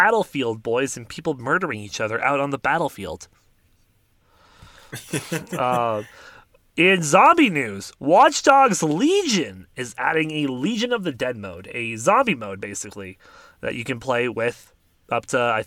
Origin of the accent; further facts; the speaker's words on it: Canada; we're Canadian and don't live in America